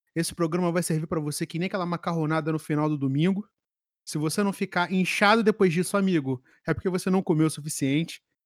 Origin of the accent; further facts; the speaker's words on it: Rio de Janeiro, Brazil; eu, enquanto carioca profissional